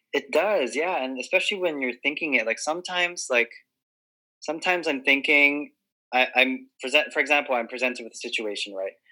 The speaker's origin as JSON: {"language": "English", "region": "Hawaii", "country": "United States", "tie": "born or raised there", "also_born_or_lived": "Guam", "said": "I was born and raised in Hawaii, and I'd never moved in my entire life"}